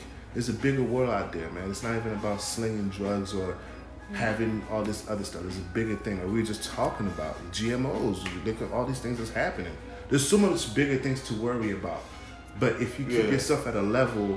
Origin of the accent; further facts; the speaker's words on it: Haiti; moved away; I'm from Haiti, this is my country